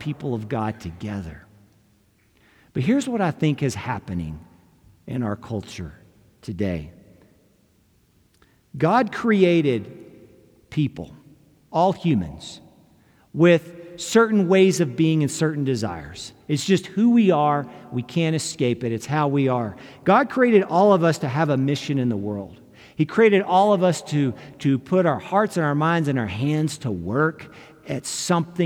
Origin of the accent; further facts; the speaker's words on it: United States; as an American